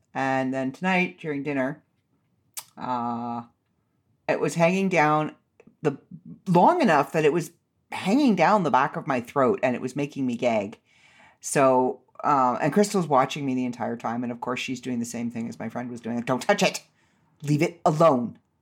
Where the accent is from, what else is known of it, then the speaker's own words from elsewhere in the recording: Canada; I'm Canadian